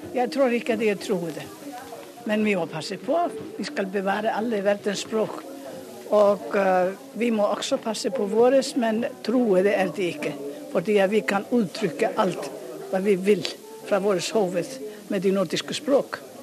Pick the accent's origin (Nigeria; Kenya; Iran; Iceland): Iceland; accent: heavy Icelandic; Norwegian is a second language; jeg har jo islandsk identitet. Og jeg vil gjerne at eh, man hører at jeg kommer fra Island